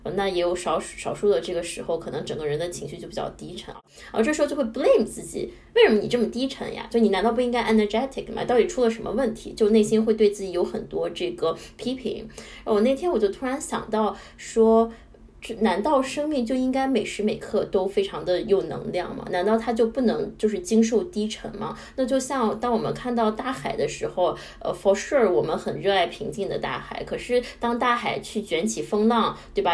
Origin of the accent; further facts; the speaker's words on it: Qingdao, Shandong, China; moved away; 我是海边长大的，我是青岛人